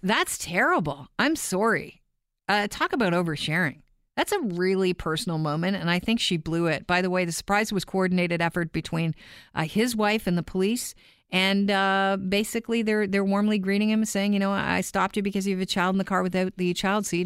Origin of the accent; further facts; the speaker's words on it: Canada; also born or lived in Ireland; the kid that grew up in Canada